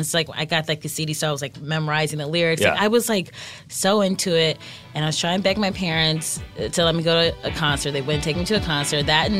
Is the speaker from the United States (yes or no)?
yes; Cleveland, Ohio, United States; I grew up in Cleveland, Ohio.